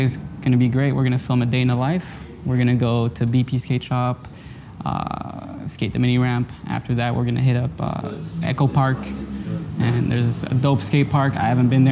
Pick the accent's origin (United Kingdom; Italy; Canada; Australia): Canada; Montreal, Quebec; also born or lived in California / Las Vegas; I'm from Montreal, Canada